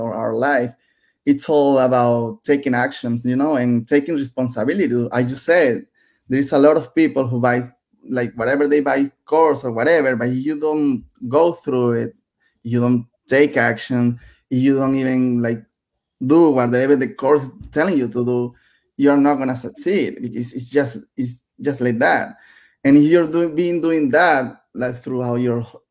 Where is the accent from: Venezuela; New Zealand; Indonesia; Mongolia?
Venezuela; English is a second language; moved away as an adult; also born or lived in Nicaragua; now in United States